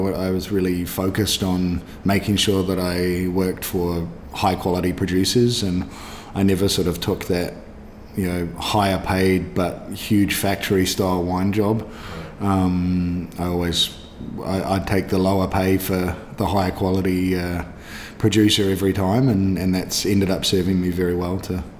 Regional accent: Canada; born there; I was born in Canada. Through luck of the universe, so to speak, I have a Canadian passport as well

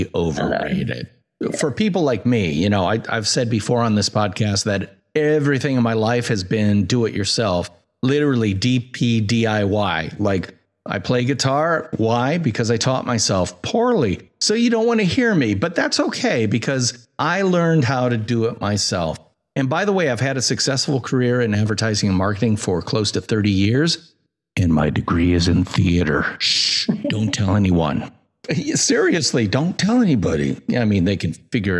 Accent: United States; I'm American

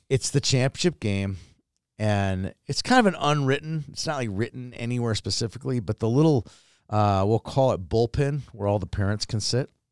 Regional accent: Minnesota, United States; I am from Minnesota

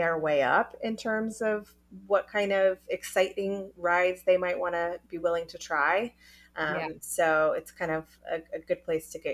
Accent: North Carolina, United States; moved away; also born or lived in New York; I grew up in North Carolina

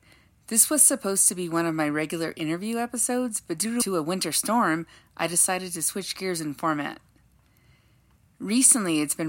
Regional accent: Los Angeles, California, United States; We grew up in Los Angeles, California in the 80s and the 90s

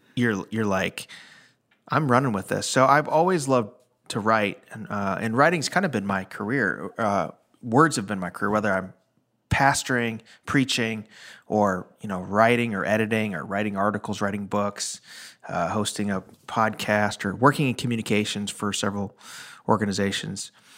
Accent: Chicago, Illinois, United States; now in Nashville, United States; I'm from the Chicago area

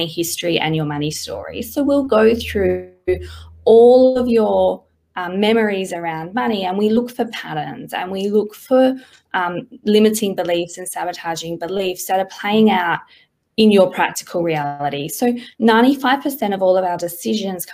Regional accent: Perth, Western Australia, Australia; moved away as an adult; now in Sydney, Australia; I grew up in Perth all my life, and I've been in Sydney for about 4 or 5 years now

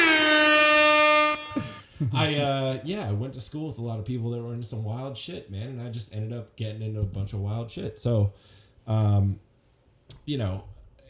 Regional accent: Oakland, California, United States; moved away as an adult; also born or lived in San Leandro, California / Phoenix, Arizona; now in Austin, United States; I grew up in Oakland, kind of like, not a rough area

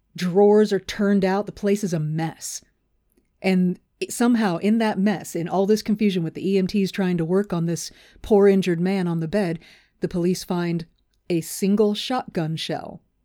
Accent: Texas, United States; I'm a lifelong Texan, born and raised

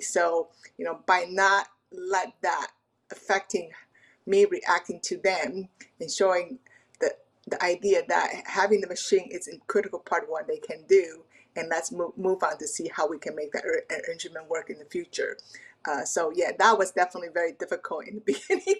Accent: Taiwan; now in Pacific Northwest, United States; I'm an immigrant from Taiwan

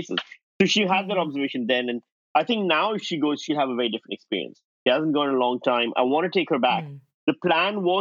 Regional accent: Pakistan; born or raised there; moved away as an adult

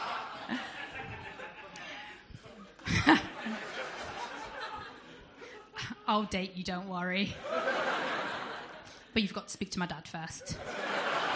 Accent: United Kingdom; accent: southern; as I'm sure some of you can tell by my accent, I'm not from around here, I'm from down south

